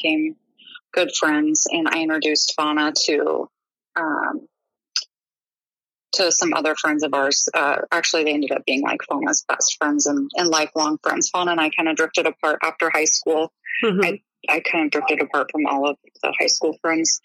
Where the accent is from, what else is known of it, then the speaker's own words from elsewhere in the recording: Eugene, Oregon, United States; I grew up in Eugene